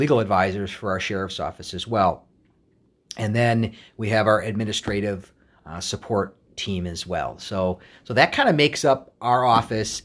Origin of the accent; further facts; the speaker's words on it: Wauwatosa, Wisconsin, United States; moved away as an adult; also born or lived in Madison, Wisconsin; now in Minnesota, United States; I was born and raised in Wauwatosa, Wisconsin, which is a suburb of Milwaukee.